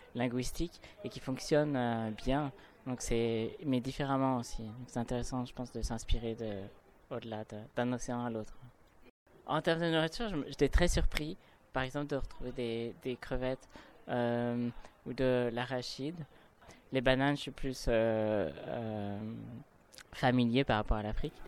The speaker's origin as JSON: {"language": "French", "country": "Haiti", "moved": "yes", "lives_now": "Canada", "said": "je viens d'Haïti"}